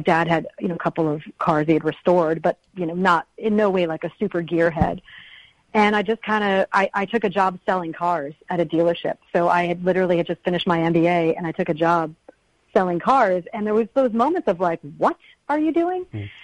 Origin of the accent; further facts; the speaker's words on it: Connecticut, United States; moved away; also born or lived in Vermont; I'm from New England. I'm from Connecticut.